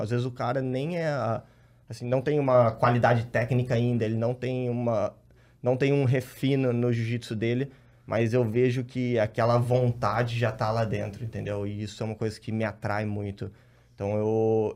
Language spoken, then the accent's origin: Portuguese; Rio Claro, São Paulo, Brazil; A gente é de Rio Claro, interior Sim. de São Paulo, cidade pequena